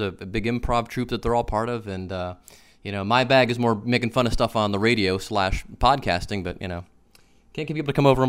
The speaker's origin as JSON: {"language": "English", "town": "Cleveland", "region": "Ohio", "country": "United States", "said": "I'm from Cleveland, but he lived down in Pittsburgh, and my brother and I were there for the summer"}